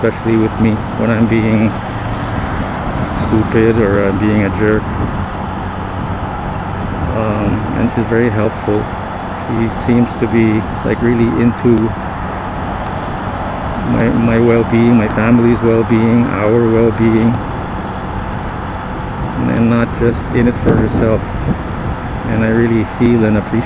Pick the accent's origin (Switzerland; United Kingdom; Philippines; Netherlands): Philippines; first language Tagalog; English is a second language; I grew up in the Philippines. My first language was Tagalog